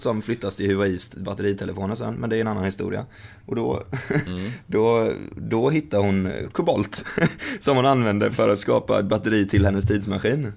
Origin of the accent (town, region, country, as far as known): Sweden